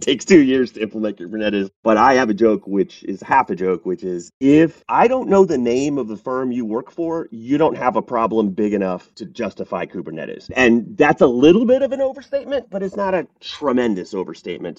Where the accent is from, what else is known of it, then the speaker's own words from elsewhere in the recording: United States; also born or lived in Paris, France / Bulgaria; now in Atlanta, United States; I'm American